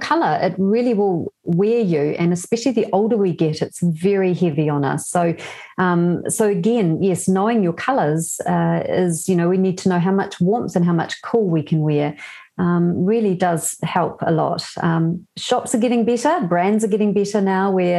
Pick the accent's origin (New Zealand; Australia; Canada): New Zealand; also born or lived in Germany / Belgium; So I was born in New Zealand, but I lived in Europe twice.